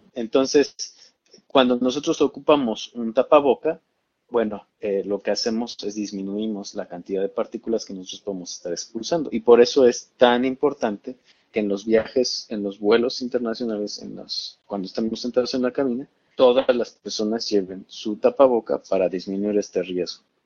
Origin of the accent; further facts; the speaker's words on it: Mexico; Tenemos mucho más acceso al sistema de salud en México como mexicanos